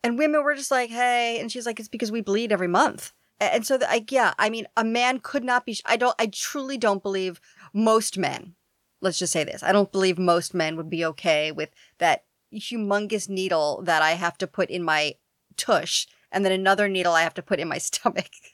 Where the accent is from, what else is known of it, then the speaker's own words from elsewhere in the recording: New York City, New York, United States; I grew up in Queens my whole life, like born and raised.